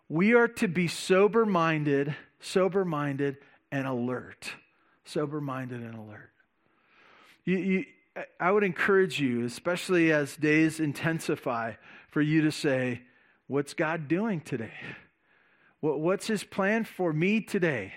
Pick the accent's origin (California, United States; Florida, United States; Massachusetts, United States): California, United States; Santa Barbara; growing up in Santa Barbara